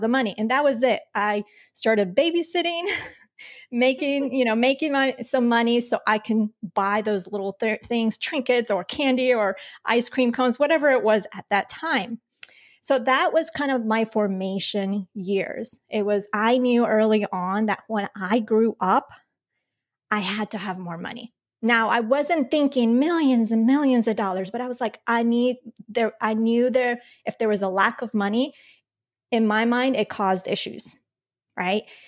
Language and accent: English; Colombia; I was born in Colombia